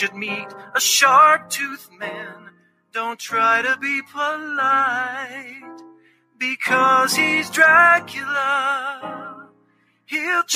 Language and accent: English; Tennessee, United States; I was born and raised in Tennessee